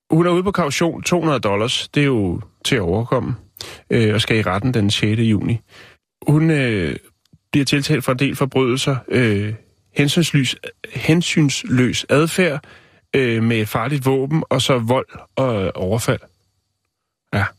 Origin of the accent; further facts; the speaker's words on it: Vium, Central Denmark Region, Denmark; Min fødeby